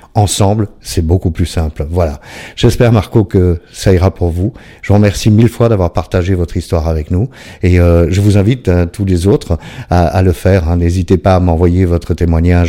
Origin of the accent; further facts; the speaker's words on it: Belgium; je suis belge.